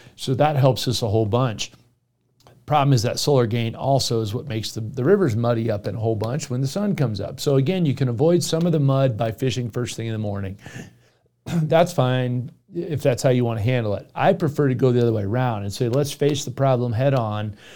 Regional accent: Florida, United States; moved away; Naples, Florida, which is my home state

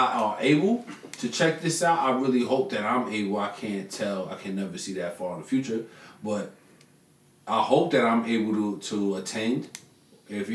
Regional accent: Long Island, New York, United States; moved away; also born or lived in Knoxville, Tennessee; I'm from Long Island. I was born in Long Island

